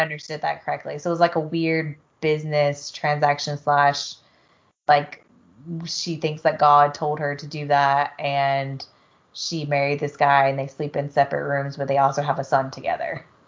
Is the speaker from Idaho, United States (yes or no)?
no; South Georgia, United States; moved away; I grew up around drinking in South Georgia